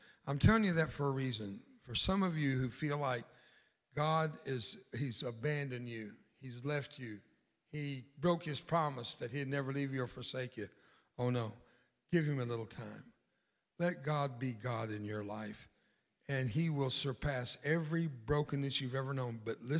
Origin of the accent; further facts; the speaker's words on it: Mexico; I grew up in Mexico and on the border with Mexico. My dad was a missionary and pastor.